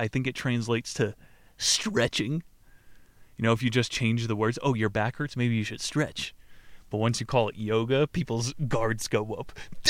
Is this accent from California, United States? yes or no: yes; California, United States; When I was a boy growing up in Southern California, the concept of physical fitness as we know it today did not yet exist.